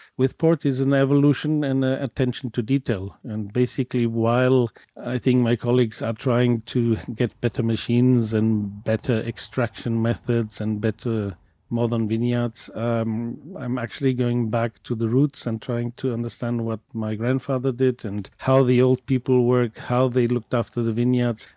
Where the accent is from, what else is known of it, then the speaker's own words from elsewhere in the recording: Douro, Norte, Portugal; I come from the Douro